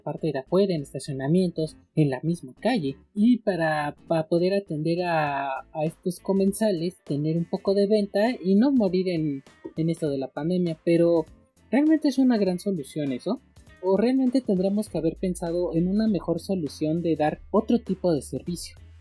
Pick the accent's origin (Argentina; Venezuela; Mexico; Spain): Mexico; aquí en México, en mi país